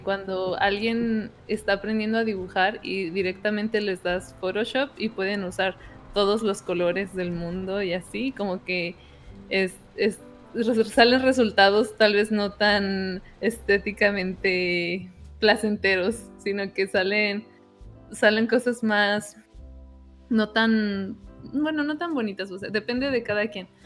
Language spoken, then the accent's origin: Spanish; Uruapan, Michoacán, Mexico; now in Los Angeles, United States; Yo soy de Urbapan, Michoacán, uh. con mucho orgullo, y ahorita vivo en Los Ángeles